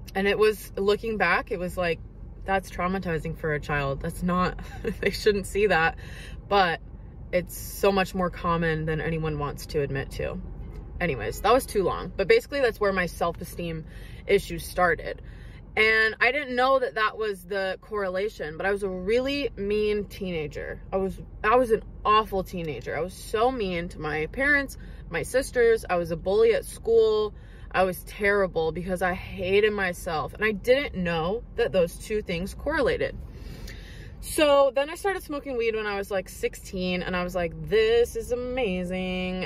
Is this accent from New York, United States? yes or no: no; Seattle, Washington, United States; I was born and raised in Washington state, like Seattle area